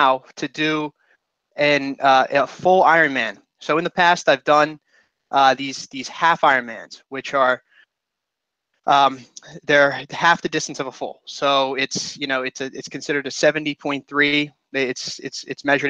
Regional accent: Philadelphia, Pennsylvania, United States; also born or lived in Washington, D.C.; I'm from the Philadelphia area

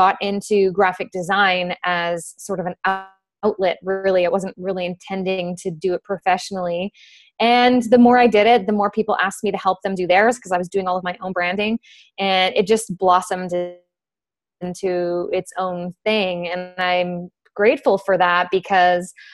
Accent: Fort McMurray, Alberta, Canada; I'm originally from Fort McMurray, Alberta

